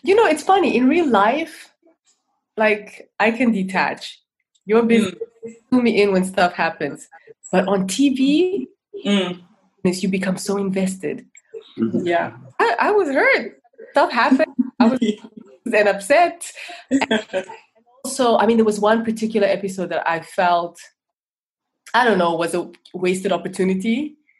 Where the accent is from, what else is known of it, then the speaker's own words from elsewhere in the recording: Namibia; moved away as an adult; also born or lived in Angola / Zambia / United States / Denmark; now in Netherlands; I grew up all over Southern Africa, born in Angola, um, childhood in Zambia, but most of my upbringing in Namibia